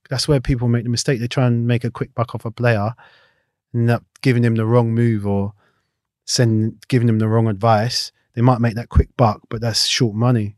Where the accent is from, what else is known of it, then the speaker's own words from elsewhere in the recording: London, United Kingdom; also born or lived in Clapham; I grew up in Battersea